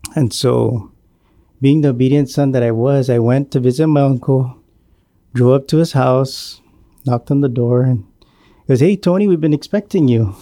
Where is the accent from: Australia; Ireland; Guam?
Guam; Maina; I grew up in the village of Maina, and, uh, I was born and raised on Guam